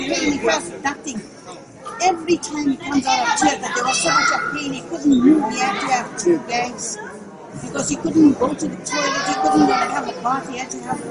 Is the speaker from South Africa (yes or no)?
yes; South Africa; I'm from South Africa.